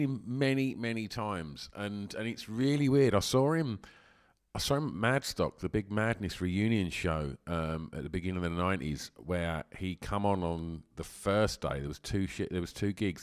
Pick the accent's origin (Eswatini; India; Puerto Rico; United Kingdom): United Kingdom; Essex, East of England; growing up in Essex